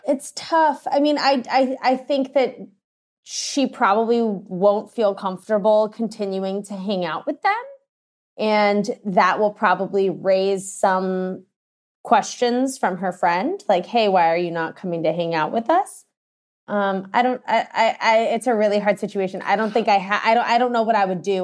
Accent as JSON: {"language": "English", "town": "Washington", "region": "District of Columbia", "country": "United States", "moved": "yes", "said": "I'm originally from Washington, D C"}